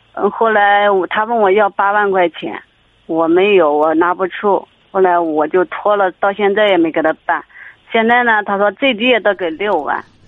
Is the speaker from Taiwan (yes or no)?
no; Anhui, China; 我们是安徽的